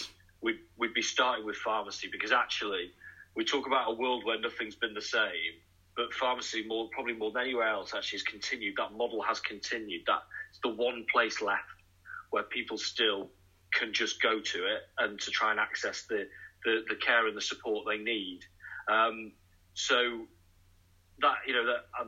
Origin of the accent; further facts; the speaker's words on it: Manchester, North West England, United Kingdom; now in Nottingham, United Kingdom; I'm actually originally from Manchester myself